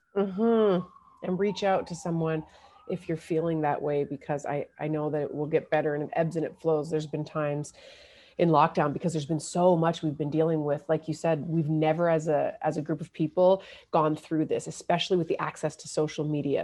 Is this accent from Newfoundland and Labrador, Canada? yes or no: yes; Newfoundland and Labrador, Canada; moved away; also born or lived in Windsor, Ontario; I was born in Newfoundland, but I went to university, uh, in Windsor